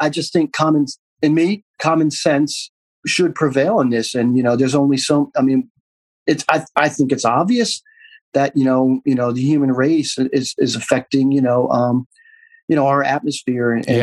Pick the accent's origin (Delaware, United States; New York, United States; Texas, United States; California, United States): Delaware, United States; I'm originally from Delaware